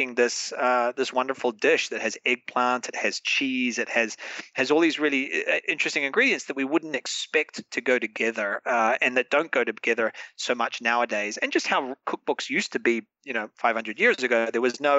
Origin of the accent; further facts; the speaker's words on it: New Zealand; now in Madrid, Spain; as a New Zealander, as a Kiwi